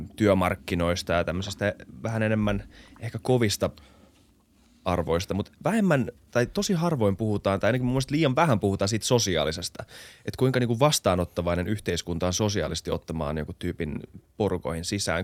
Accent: Finland; mä oon suomenruotsalainen

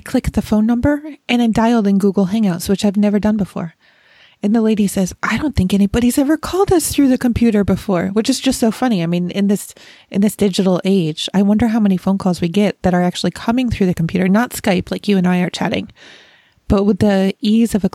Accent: Rochester, New York, United States; now in Dayton, Ohio, United States; now in Dayton, Ohio, although I was born and raised in Rochester, New York

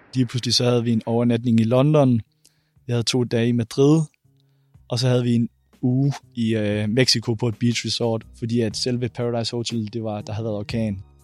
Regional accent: Randers, Central Denmark Region, Denmark; jeg er 24 år gammel, og jeg kommer fra Randers

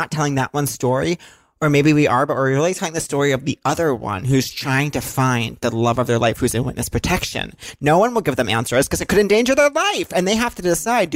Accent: Long Island, New York, United States; growing up on Long Island

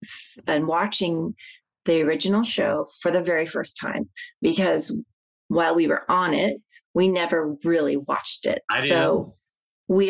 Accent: Midwest, United States; I'm from the Midwest

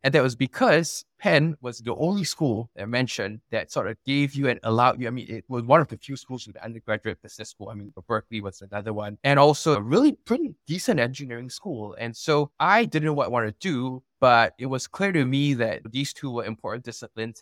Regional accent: Singapore; moved away as an adult; also born or lived in United States; I'm Singaporean, born and raised over here.

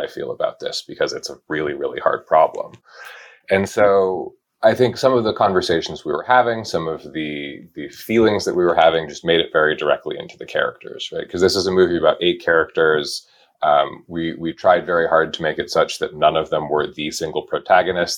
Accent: Wyoming, United States; I grew up in Wyoming

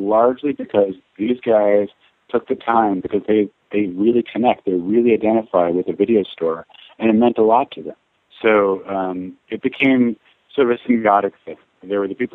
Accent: New York City, New York, United States; I grew up on the Upper West Side, so I was a little farther away from downtown

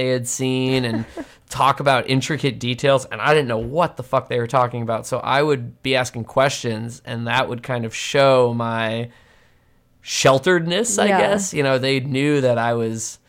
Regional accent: Massachusetts, United States; I'm from Massachusetts.

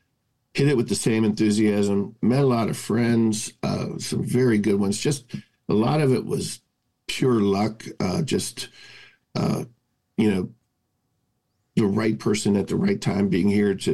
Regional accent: Cincinnati, Ohio, United States; I grew up in Cincinnati

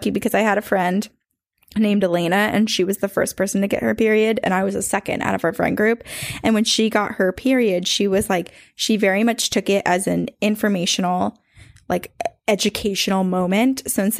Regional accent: Indiana, United States; I started listening to your podcast on a 4-hour-long bus ride from Chicago to my hometown in the middle of nowhere, Indiana.

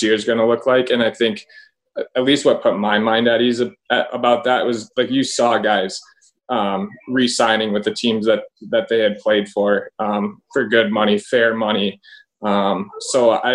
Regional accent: Milwaukee, Wisconsin, United States; my hometown

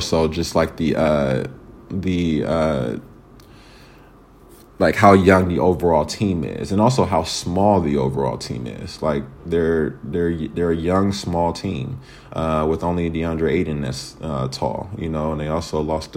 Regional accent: United States; being American

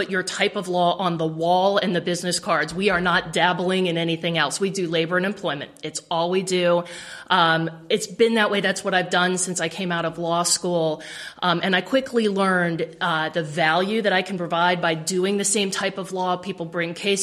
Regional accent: Severna Park, Maryland, United States; I grew up in Severna Park. I graduated from Severna Park High School

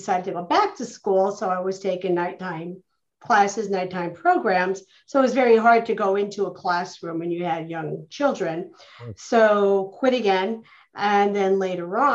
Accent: Scranton, Pennsylvania, United States; also born or lived in Louisville, Kentucky; I'm from Louisville, Kentucky, originally is where I'm from. Quickly moved on, raised in Scranton, Pennsylvania, where I lived and grew up with my grandmother, and graduated from Scranton High School

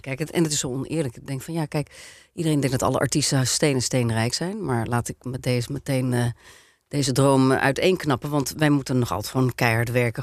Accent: Netherlands; we uit Nederland kwamen

